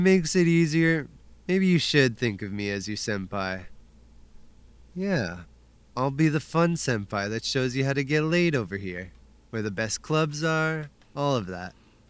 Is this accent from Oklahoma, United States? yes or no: no; Brooklyn, New York, United States; also born or lived in Cleveland; Born in Cleveland, grew up in Brooklyn.